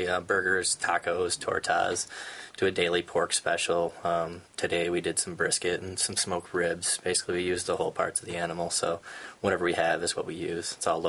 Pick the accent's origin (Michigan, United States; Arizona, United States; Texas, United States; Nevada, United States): Michigan, United States; Lansing; I'm from Lansing. This is a community I grew up in, and it's a community I want to be in.